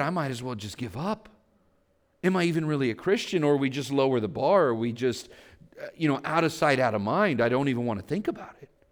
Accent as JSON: {"language": "English", "town": "Vallejo", "region": "California", "country": "United States", "tie": "born or raised there", "said": "I grew up in Vallejo. I grew up poor"}